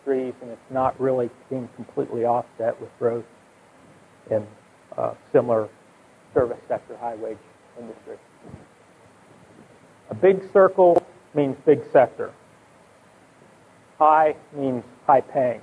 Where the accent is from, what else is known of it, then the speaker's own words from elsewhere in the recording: West Virginia, United States; moved away; I come from West Virginia